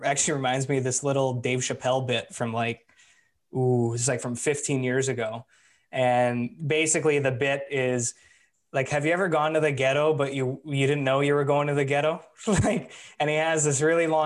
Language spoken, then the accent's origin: English; Vancouver, British Columbia, Canada; we're from Vancouver, so like, yeah, West Coast